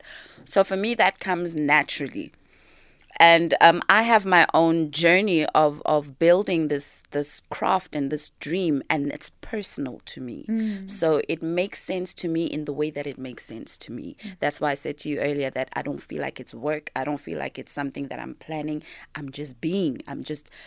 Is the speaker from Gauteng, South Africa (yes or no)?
yes; Yeoville, Gauteng, South Africa; I was raised in Yeovil, which was such a creative space